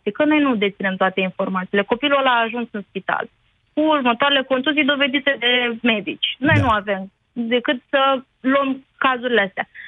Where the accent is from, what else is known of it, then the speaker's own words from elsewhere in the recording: Romania; eu sunt român, eu sunt româncă, deci n-am nicio problemă.